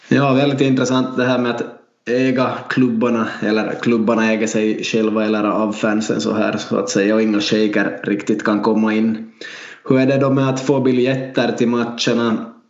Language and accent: Swedish; Vaasa, Ostrobothnia, Finland; Vi är två lärare från Vasa